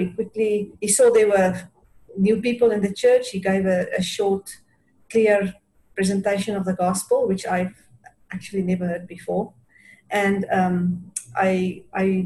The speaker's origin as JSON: {"language": "English", "country": "South Africa", "said": "We are from South Africa, and we met at university."}